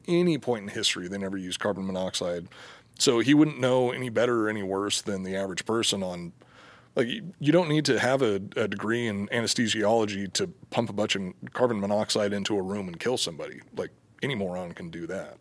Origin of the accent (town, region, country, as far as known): Burns, Oregon, United States; born or raised there